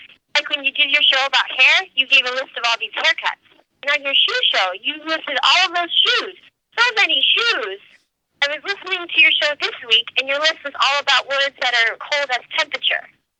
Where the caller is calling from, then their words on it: Sleepy Hollow, New York, United States; I'm calling from Sleepy Hollow, New York.